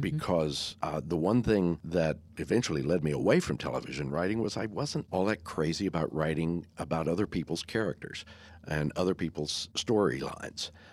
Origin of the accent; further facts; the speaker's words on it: Texas, United States; also born or lived in Wyoming; I was born in Wy, Wyoming and moved to Texas six months later